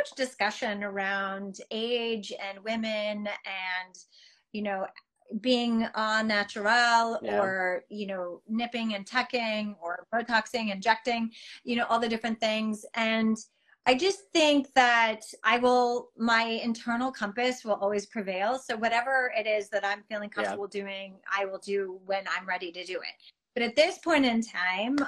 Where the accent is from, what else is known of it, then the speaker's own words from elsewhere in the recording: Las Vegas, Nevada, United States; I grew up in Vegas